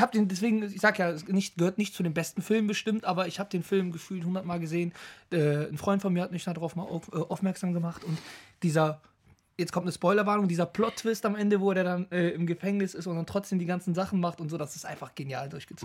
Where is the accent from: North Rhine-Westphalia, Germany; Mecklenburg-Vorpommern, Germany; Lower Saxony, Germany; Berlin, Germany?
North Rhine-Westphalia, Germany; Düsseldorf; Ich komme aus Düsseldorf.